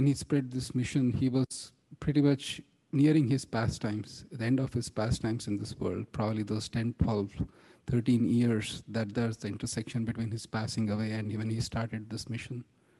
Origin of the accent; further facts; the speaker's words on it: India; Growing up in India, and the impact of British culture was such that youth would be very embarrassed of their own culture and think it as superstitious and bogus.